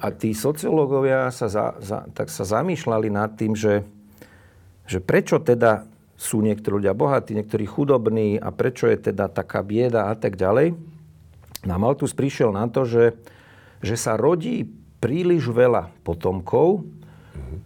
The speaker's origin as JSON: {"language": "Slovak", "country": "Slovakia", "tie": "born or raised there", "said": "som vyrastal pri Dunaji"}